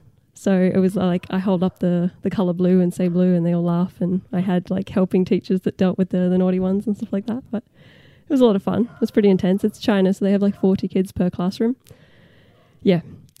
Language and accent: English; Perth, Western Australia, Australia; moved away as an adult; Australia originally. Perth.